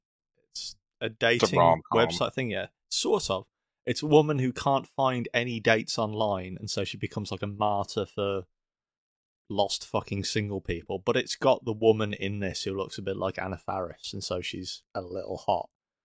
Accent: United Kingdom; I'm British

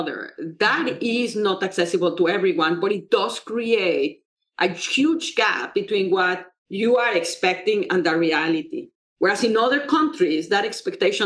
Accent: Mexico; now in United States; I come from Mexico, where there's a lot of poverty

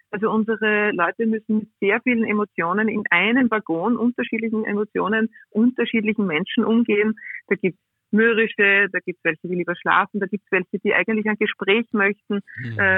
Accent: Liezen, Styria, Austria; dass mein Opa extra von Rottenmann nach Liezen, ich bin aus Liezen, okay. gefahren

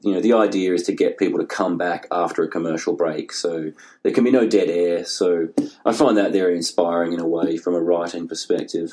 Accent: Tasmania, Australia; moved away as an adult; also born or lived in London / Melbourne; now in Seattle, United States; growing up in Tasmania

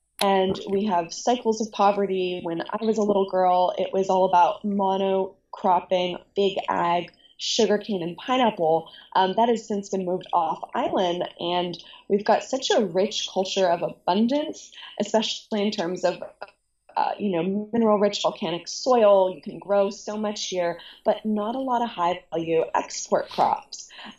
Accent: Honolulu, Hawaii, United States; moved away as an adult; also born or lived in United Arab Emirates; I was born and raised in Honolulu on Oahu.

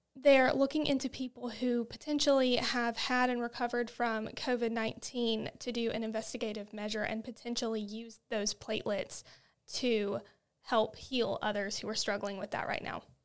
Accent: Alabama, United States; we're from Alabama, and that's what we do here

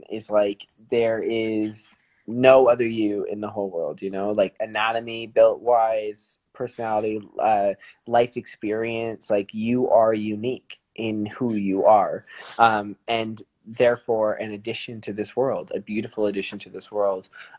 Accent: Calgary, Alberta, Canada; we're from Calgary in the south of France.

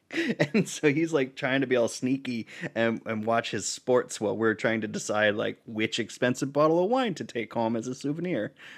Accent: Vermont, United States; where I grew up in Vermont

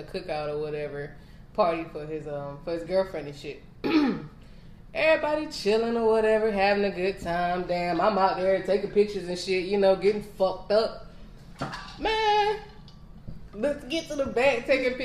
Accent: the Midlands, South Carolina, United States; I'm from the Met. Where a lot of Live PD be going down

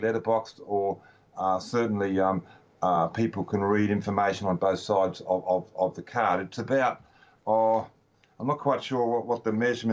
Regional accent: Melbourne, Victoria, Australia; I was born in Melbourne.

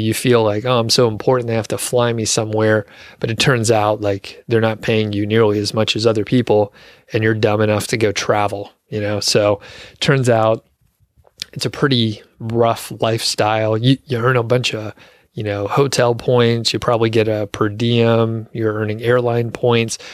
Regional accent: Georgia, United States; also born or lived in Montana; now in Colorado, United States; I'm from Georgia

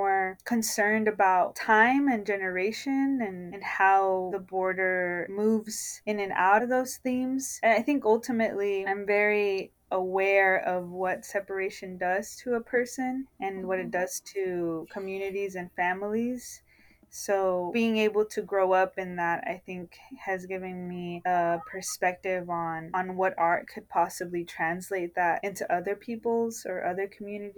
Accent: Nogales, Arizona, United States; I was born in Nogales, Arizona, which is why I identify as a border-dwelling poet

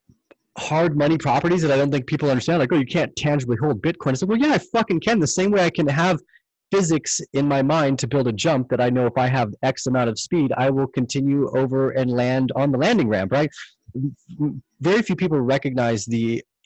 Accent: Canada; as a Canadian

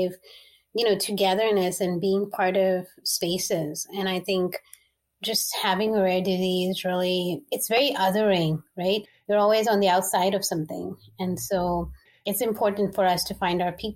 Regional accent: Dubai, United Arab Emirates; I was born and raised in the Middle East in Dubai.

